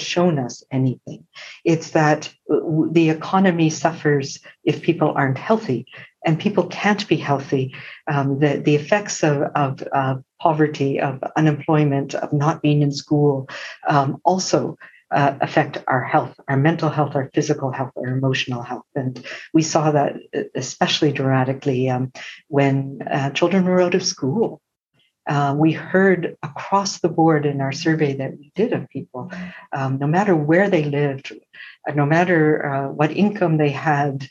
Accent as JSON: {"language": "English", "region": "Prince Edward Island", "country": "Canada", "tie": "born or raised there", "moved": "yes", "lives_now": "British Columbia, Canada", "said": "I'm a settler, but I grew up in Mi'kmaq territory in Prince Edward Island"}